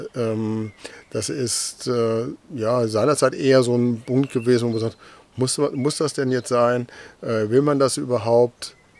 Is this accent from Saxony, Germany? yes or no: no; North Rhine-Westphalia, Germany; moved away as an adult; now in Delmenhorst, Germany; bin gebürtiger Westfale